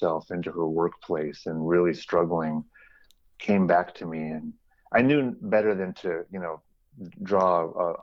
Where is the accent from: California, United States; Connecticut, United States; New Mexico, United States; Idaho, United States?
California, United States; San Jose; So I'm originally from San Jose, California, and I grew up in an area called the East Foothills